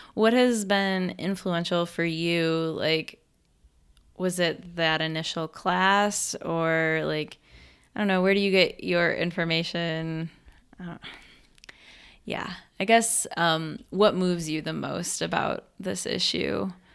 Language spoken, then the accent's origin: English; Western New York, United States; moved away as an adult; also born or lived in Texas; I grew up in Western New York, had a certain climate